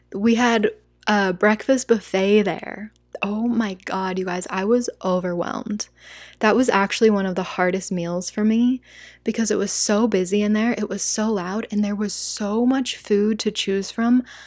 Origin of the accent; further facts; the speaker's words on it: United States; first language English; As an American